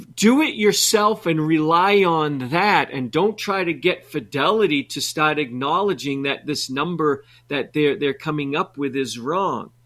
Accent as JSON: {"language": "English", "region": "New England", "country": "United States", "tie": "born or raised there", "said": "I grew up in New England"}